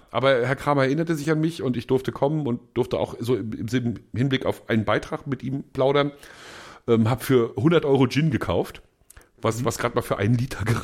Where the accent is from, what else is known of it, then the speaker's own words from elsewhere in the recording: Mecklenburg-Vorpommern, Germany; ich bin so als Mecklenburger, das ist ja, da sind wir uns ja nicht so, das sind wir ja nicht so verschieden, die beiden Länder.